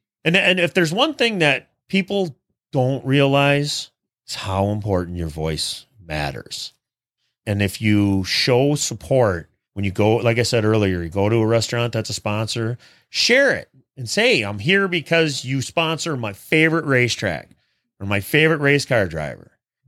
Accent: Minnesota, United States; I'm from Minnesota.

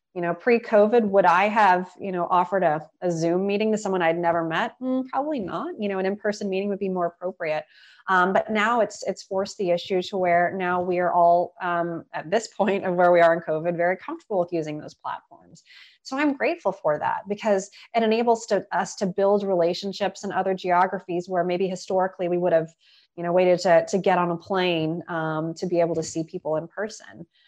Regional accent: Austin, Texas, United States; now in Washington, DC, United States; I had incredible meetings with folks in Austin. And um, yes, being my hometown

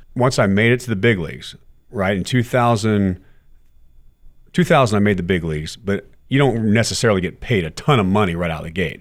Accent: Texas, United States; as a kid growing up in Texas

